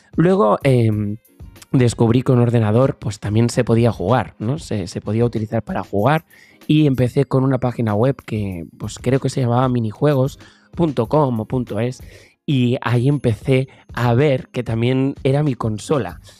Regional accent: Tarragona, Catalonia, Spain; empecé a buscar por mi provincia, que yo soy de Tarragona

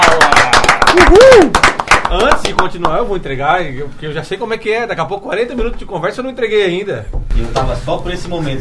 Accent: Santa Catarina, Brazil; eu sou, eu sou de Sara também

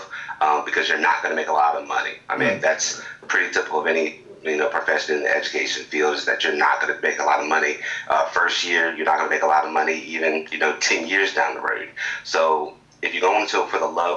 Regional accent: Eastern Shore of Virginia, United States; moved away as an adult; now in Newport News, United States; I went back to my hometown

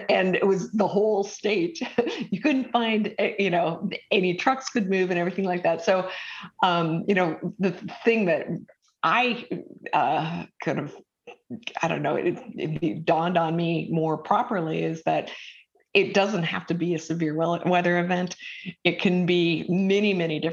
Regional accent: Minnesota, United States; now in Georgetown, United States; I grew up with in Minnesota

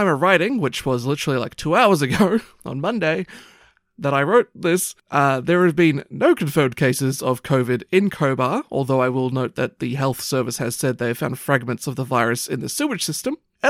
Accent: Papua New Guinea; it's just what I got used to growing up in New Guinea.

